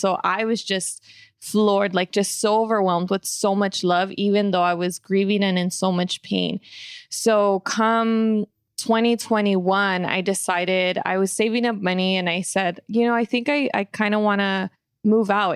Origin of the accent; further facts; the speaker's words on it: California, United States; growing up, even here in the hood